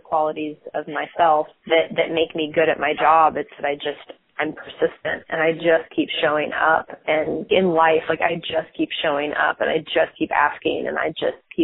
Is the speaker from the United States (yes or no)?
yes; San Francisco, California, United States; moved away as an adult; also born or lived in Texas; now in Dallas, United States; So I grew up in San Francisco and I went to college in Texas.